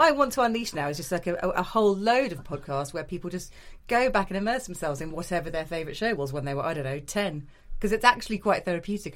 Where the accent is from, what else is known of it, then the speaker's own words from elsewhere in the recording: the Midlands, England, United Kingdom; I grew up in the Midlands